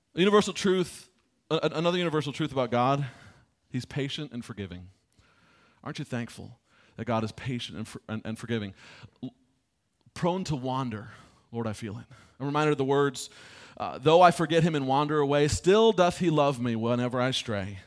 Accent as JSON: {"language": "English", "region": "Michigan", "country": "United States", "tie": "born or raised there", "said": "I grew up in Michigan."}